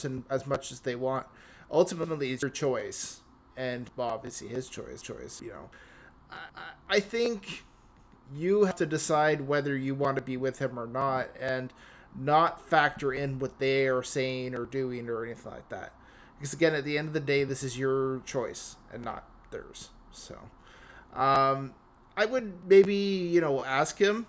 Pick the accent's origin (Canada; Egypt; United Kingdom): Canada; I'm Canadian